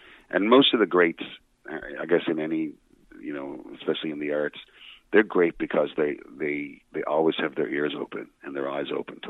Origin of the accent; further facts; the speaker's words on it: Petty Harbour, Newfoundland and Labrador, Canada; I could write some stories about growing up in Petty Harbor.